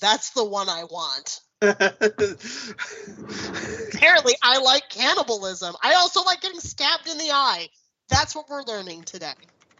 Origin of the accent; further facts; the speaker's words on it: Canada; I'm Canadian.